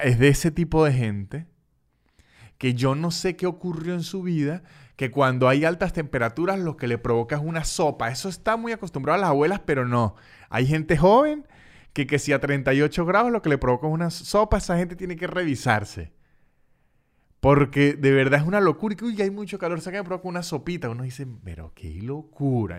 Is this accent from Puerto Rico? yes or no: no; San Cristóbal, Táchira, Venezuela; now in Canada; de donde soy yo, de, San Cristóbal